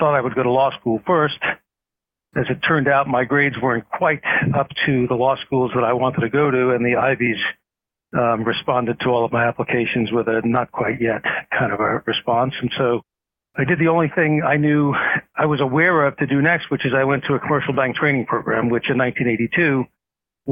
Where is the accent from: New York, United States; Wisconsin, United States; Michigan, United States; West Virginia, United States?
New York, United States; New York City; also born or lived in Washington, D.C.; I grew up in Brooklyn, New York